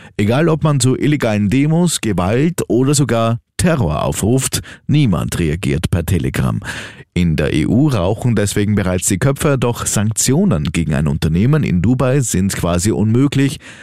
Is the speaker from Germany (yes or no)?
no; Austria; bei uns in Österreich